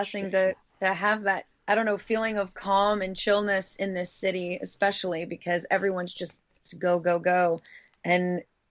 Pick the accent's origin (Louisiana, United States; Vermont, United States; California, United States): Louisiana, United States; moved away; I grew up on a bayou, so I totally get you. I'm from Louisiana